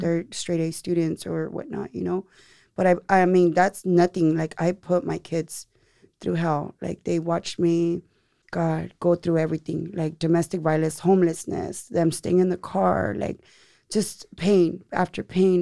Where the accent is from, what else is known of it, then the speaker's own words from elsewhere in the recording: Seaside, California, United States; also born or lived in Monterey; now in Salinas, United States; I'm from Seaside. Yes. But I live here in Salinas now